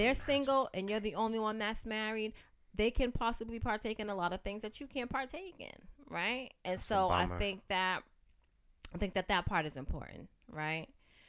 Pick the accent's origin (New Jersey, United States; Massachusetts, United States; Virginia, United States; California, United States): Massachusetts, United States; Roxbury